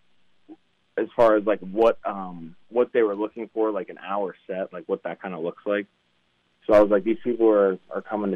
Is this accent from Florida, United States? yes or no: no; Pittsburgh, Pennsylvania, United States; also born or lived in Hawaii; we moved up to Pittsburgh. That's where our family's from